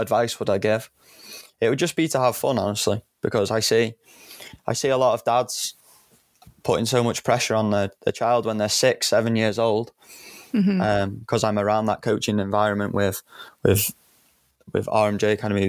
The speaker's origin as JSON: {"language": "English", "region": "North Wales", "country": "United Kingdom", "said": "I'm from North Wales, so my local clubs were the Cheshires and Red Dragons"}